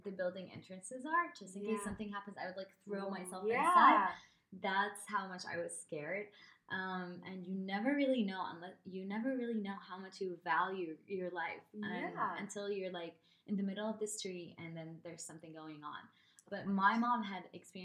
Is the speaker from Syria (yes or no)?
yes; Syria; moved away as an adult; also born or lived in California, United States / Lebanon; I was born in California. And then I grew up in Syria